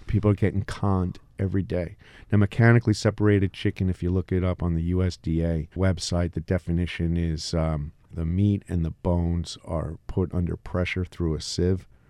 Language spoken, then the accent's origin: English; Elberon, New Jersey, United States; moved away; also born or lived in Long Branch, New Jersey; I grew up in Elberon.